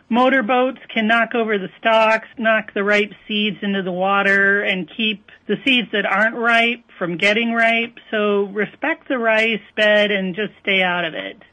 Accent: northern Illinois, United States; moved away as an adult; also born or lived in Wisconsin; now in Minnesota, United States; I grew up in northern Illinois, so I am a transplant

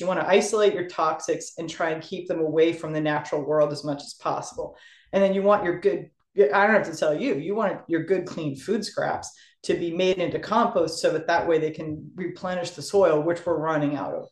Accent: Sturbridge, Massachusetts, United States; I moved into my hometown of Sturbridge

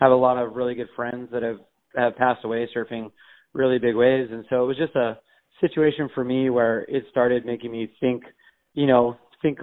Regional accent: Kona, Hawaii, United States; I'm from Kona in Hawaii. And I'm 46 years old, and I've been a pro surfer since I graduated high school. But I was born and raised in Hawaii

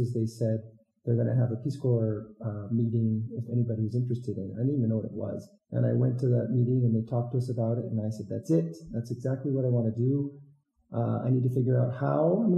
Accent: a smaller town in Illinois, United States; also born or lived in Iowa / Madagascar; I'm from the Midwest, a smaller town in Illinois.

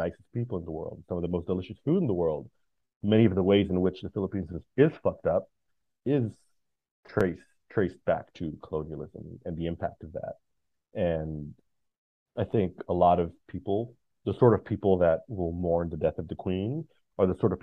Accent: United States; I'm an American

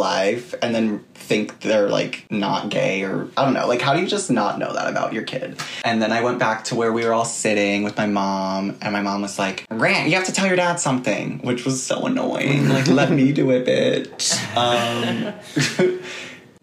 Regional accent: Hillsborough, New Jersey, United States; now in New York City, United States; I grew up in Hillsboro, New Jersey, which is like a suburb, very, very suburban area outside of New York, probably like an hour away.

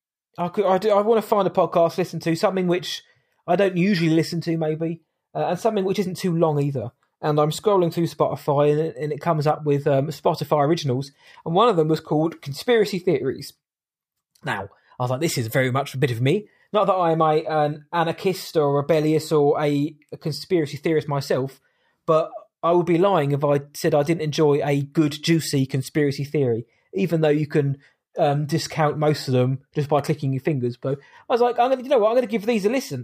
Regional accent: Southampton, South East England, United Kingdom; my hometown

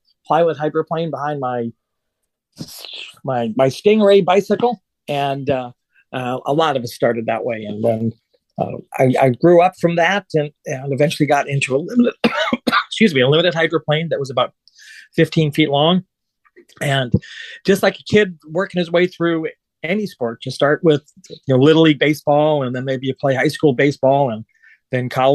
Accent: Coeur d'Alene, Idaho, United States; I was a kid growing up in the Pacific Northwest. At the time, we were in Coeur d'Alene, Idaho, 1963

